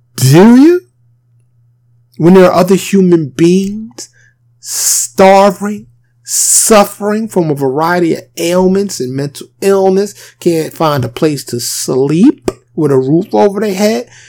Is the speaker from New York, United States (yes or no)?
yes; New York City, New York, United States; now in Texas, United States; born and raised in New York City, I now reside in Texas.